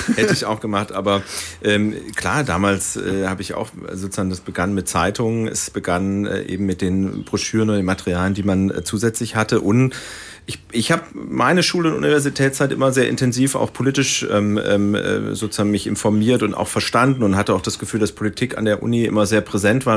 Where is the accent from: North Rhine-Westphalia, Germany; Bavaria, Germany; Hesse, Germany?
Hesse, Germany; Baunatal; moved away; Ich komme also aus Nordhessen, aus Baunatal, ist bei Kassel